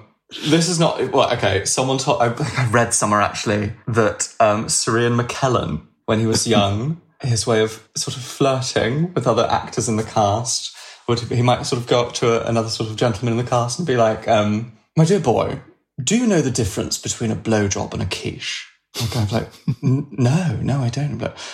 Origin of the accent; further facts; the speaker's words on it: London, United Kingdom; Oh, sorry, I'm from London.